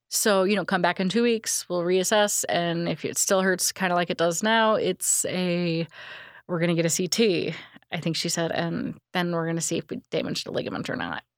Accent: Illinois, United States; I'm from Illinois.

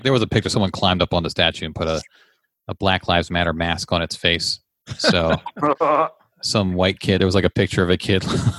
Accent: Leesburg, United States; Leesburg, which is my hometown

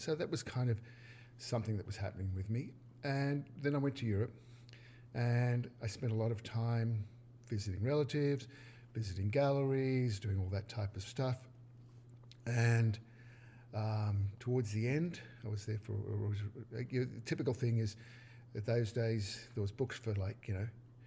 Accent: Sydney, New South Wales, Australia; moved away; As you probably can tell by the accent, I was born in Australia, in Sydney, in a beach suburb called Maroubra

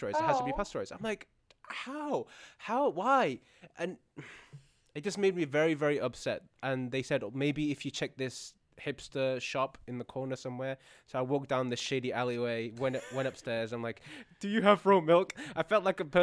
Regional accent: Chesterfield, East Midlands, United Kingdom; Chesterfield, my hometown, has a market that is 800 years old

